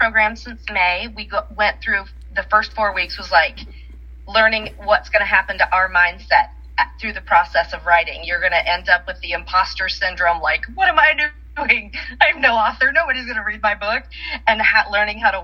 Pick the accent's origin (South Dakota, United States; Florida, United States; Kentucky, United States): South Dakota, United States; now in Tulsa, United States; when I grew up in South Dakota, we lived on my home place was two miles square